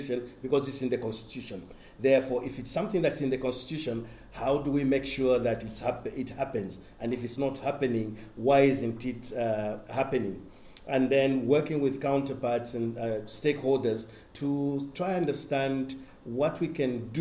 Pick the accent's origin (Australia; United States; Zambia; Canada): Zambia; I worked in my home country, Zambia